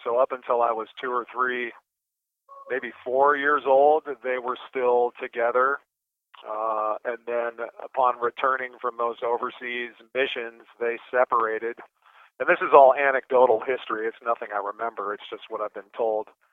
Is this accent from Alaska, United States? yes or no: yes; Anchorage, Alaska, United States; I was born in Anchorage, Alaska